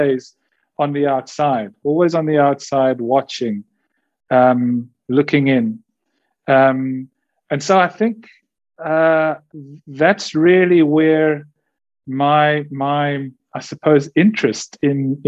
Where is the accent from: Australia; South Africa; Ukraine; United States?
South Africa; Cape Town, Western Cape; I'm born and bred in Cape Town. I grew up very much in the 80s